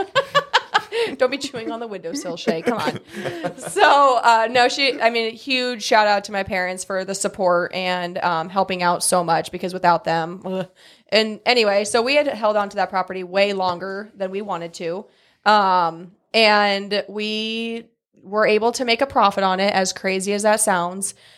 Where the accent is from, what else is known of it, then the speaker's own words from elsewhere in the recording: Newman Grove, Nebraska, United States; moved away as an adult; now in Columbus, United States; so I'm from a small town. It's called Newman Grove, so not Columbus. I'm not originally from Columbus, uh, town of six hundred people.